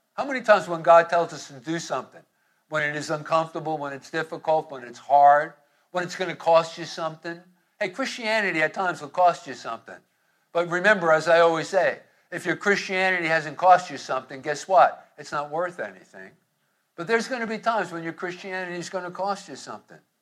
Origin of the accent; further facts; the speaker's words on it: Hoboken, New Jersey, United States; growing up in Hoboken